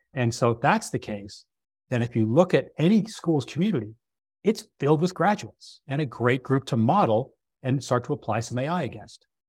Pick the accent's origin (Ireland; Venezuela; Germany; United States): United States; Northeast; I come from the Northeast